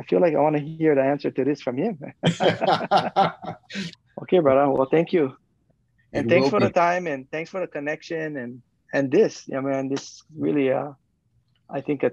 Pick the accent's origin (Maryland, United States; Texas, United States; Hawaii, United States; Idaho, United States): Hawaii, United States; Kauai; we're a group of 5 men from Kauai